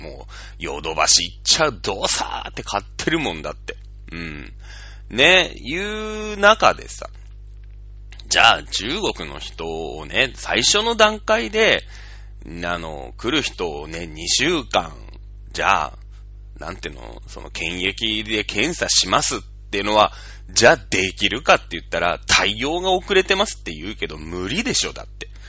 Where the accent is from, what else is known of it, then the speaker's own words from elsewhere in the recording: Shizuoka, Japan; also born or lived in Hokkaido; now in Tokyo, Japan; 僕らは静岡の人間ですから